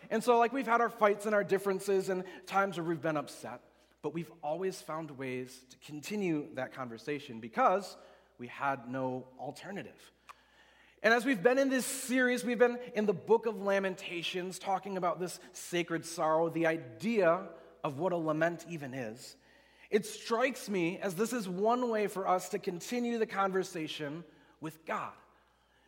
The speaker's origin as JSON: {"language": "English", "town": "West Allis", "region": "Wisconsin", "country": "United States", "tie": "born or raised there", "also_born_or_lived": "Oconomowoc, Wisconsin", "said": "I grew up in West Allis, Wisconsin, so down by Milwaukee, but I lived most of my life in Oconomowoc, which is west of here about an hour"}